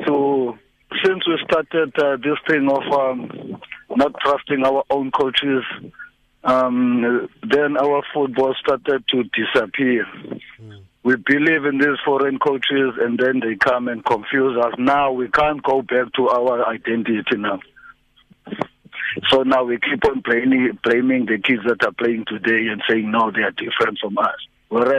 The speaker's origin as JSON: {"language": "English", "country": "South Africa", "said": "as a South African"}